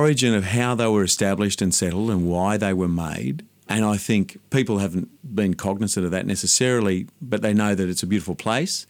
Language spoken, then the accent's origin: English; Sydney, New South Wales, Australia; also born or lived in Mount Irvine, New South Wales; I grew up in Dundas Valley, out in the western suburbs of Sydney